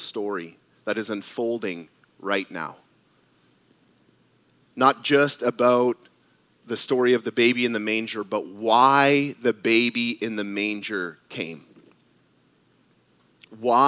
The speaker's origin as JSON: {"language": "English", "country": "Canada", "tie": "born or raised there", "said": "I was born in Canada, and at the time, my dad was a Canadian citizen."}